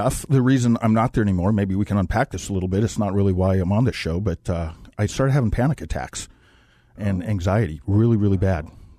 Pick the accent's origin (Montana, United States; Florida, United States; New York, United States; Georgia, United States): Montana, United States; Well, I grew up in Montana, rural Montana.